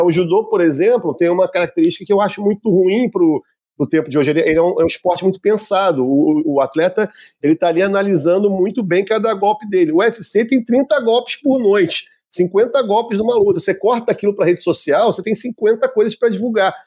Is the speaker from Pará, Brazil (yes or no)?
no; Rio de Janeiro, Brazil; quando eu era pequeno, no Rio de Janeiro, a gente tinha o um Campeonato Carioca